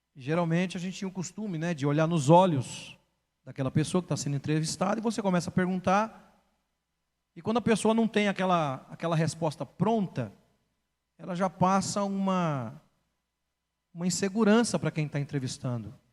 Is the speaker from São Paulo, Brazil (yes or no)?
yes; São Paulo, Brazil; Fui criado na Zona Oeste de São Paulo.